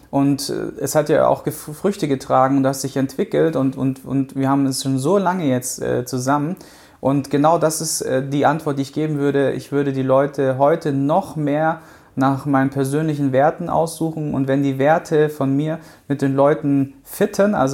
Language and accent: German; Baden-Württemberg, Germany; Ich komme halt aus dem Schwaberländle, da ist es halt dann ne, Haus bauen, äh, Baum pflanzen, Auto kaufen